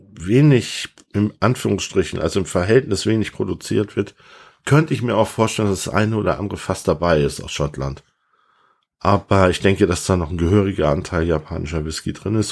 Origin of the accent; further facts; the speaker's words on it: Hamburg, Germany; moved away; Ich bin ja eigentlich Hamburger